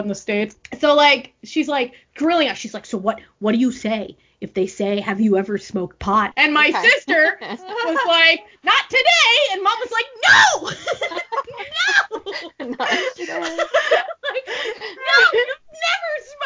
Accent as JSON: {"language": "English", "country": "Canada", "tie": "born or raised there", "said": "my mom married a Canadian and I grew up in Canada, so I'm Canadian"}